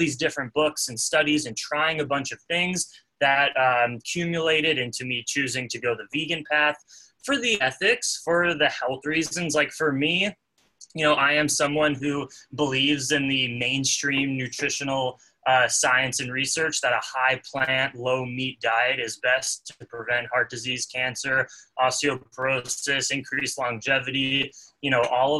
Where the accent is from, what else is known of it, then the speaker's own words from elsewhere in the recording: Los Angeles, California, United States; moved away; also born or lived in San Juan del Sur, Nicaragua; I grew up in Los Angeles, California